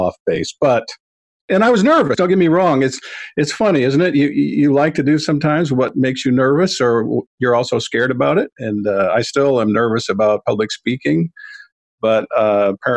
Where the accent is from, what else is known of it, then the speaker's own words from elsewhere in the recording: Maine, United States; moved away; also born or lived in Long Island / Pennsylvania; I'm a Maine boy originally, so I was born and brought up in Maine on a dairy farm